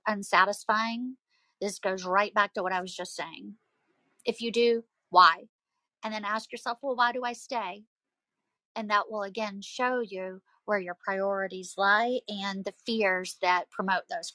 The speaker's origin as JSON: {"language": "English", "region": "the South", "country": "United States", "accent": "Southern", "said": "as you can tell from my accent, I'm from the South"}